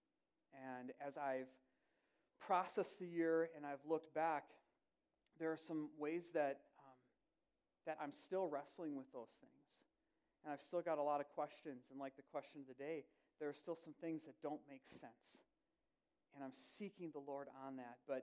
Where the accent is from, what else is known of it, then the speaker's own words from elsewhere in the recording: Wisconsin, United States; now in Woodbury; I grew up in Wisconsin